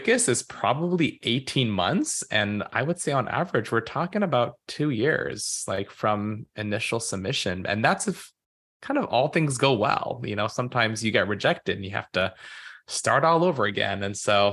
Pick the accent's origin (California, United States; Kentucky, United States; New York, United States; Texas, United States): California, United States; moved away; I am originally from California, and so I was born and raised there